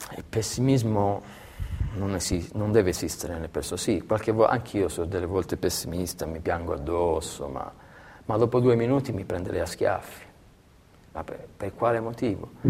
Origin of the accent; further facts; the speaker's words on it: Belvedere Marittimo, Calabria, Italy; moved away as an adult; now in Siena, Italy; a Belvedere Marittimo, nel mio paese